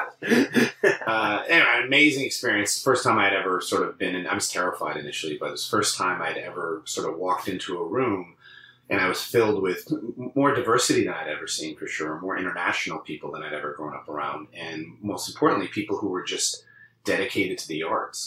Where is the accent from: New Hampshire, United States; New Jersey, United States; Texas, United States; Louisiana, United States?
New Hampshire, United States; Londonderry; also born or lived in Long Island, New York / Ohio / New York City; in my formative years, I was raised in in New Hampshire. So that's always what I consider where I grew up.